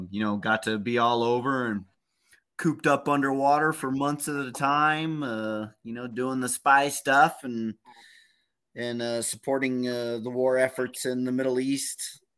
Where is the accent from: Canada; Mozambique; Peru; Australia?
Peru; also born or lived in Texas, United States / Egypt / New Mexico, United States; I kind of was born in Texas, but I was raised in Peru. I was raised in Africa and Egypt, actually.